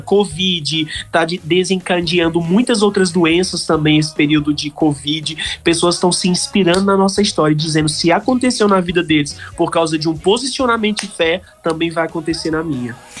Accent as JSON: {"language": "Portuguese", "town": "Campina Grande", "region": "Paraíba", "country": "Brazil", "tie": "born or raised there", "also_born_or_lived": "Congo", "said": "Eu sou campinense, nasci em Campina Grande"}